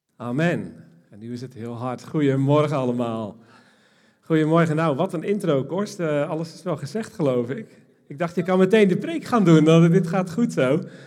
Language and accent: Dutch; Almkerk, North Brabant, Netherlands; ik kom uit Almkerk